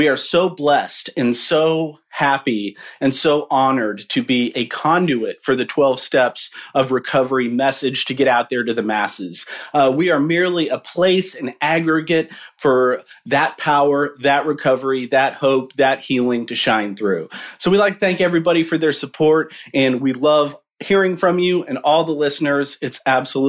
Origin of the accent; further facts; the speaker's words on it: Midwest, United States; we're from the Midwest